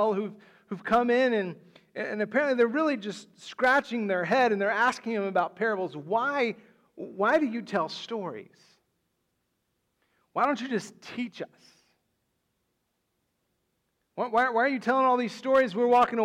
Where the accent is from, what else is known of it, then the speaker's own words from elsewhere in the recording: West Texas, United States; moved away; where I grew up in West Texas